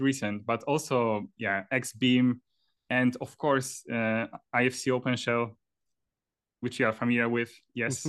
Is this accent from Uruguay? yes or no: no; Poland; moved away as an adult; also born or lived in Trondheim, Norway; now in Oslo, Norway; I'm originally from Poland.